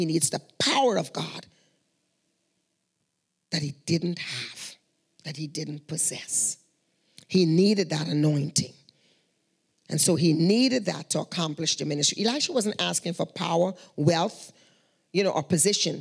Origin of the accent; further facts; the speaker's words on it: Guyana; moved away; We are from Guyana